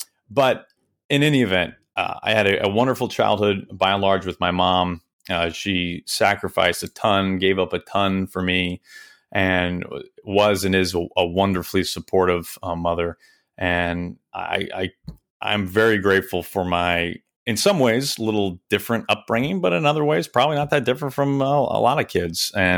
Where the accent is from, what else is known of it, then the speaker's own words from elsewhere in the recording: Kansas City, United States; also born or lived in Wichita, Kansas; I moved to Kansas City when I was just a baby. I don't even remember Wichita. And I lived in Kansas City until I was in about jun